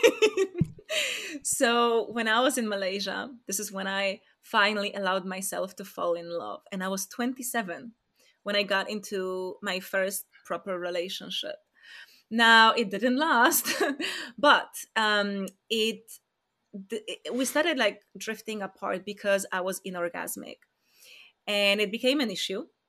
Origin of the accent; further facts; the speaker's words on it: Poland; moved away; I'm from Poland